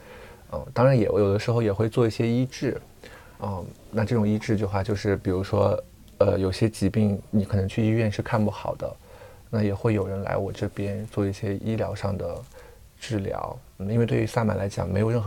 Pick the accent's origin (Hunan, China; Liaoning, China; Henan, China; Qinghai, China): Qinghai, China; Tibetan area of; 我是来自青海藏区的，我爸爸是藏族，妈妈是汉族。嗯啊，所以就是有一点点半藏半汉的感觉啊，然后也是，呃，因为从小生活在藏区，嗯，也是以游牧民族的文化为主